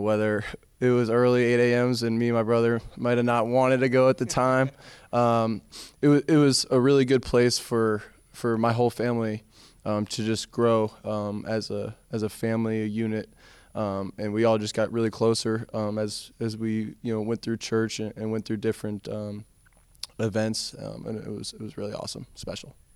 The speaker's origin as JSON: {"language": "English", "region": "South Florida", "country": "United States", "said": "come from South Florida"}